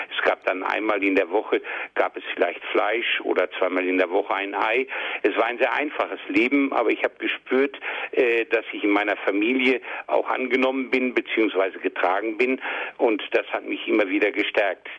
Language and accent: German; Kamp-Lintfort, North Rhine-Westphalia, Germany; also born or lived in Rheinberg; now in Essen, Germany; meiner Heimatgemeinde in Kamplinfort